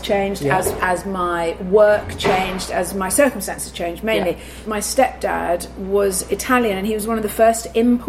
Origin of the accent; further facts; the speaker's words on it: Surrey, South East England, United Kingdom; accent: no accent; moved away as an adult; also born or lived in Wimbledon, London; now in London, United Kingdom; minutes outside of London in Surrey, which means that I have no identity whatsoever. You're not London. You have no accent.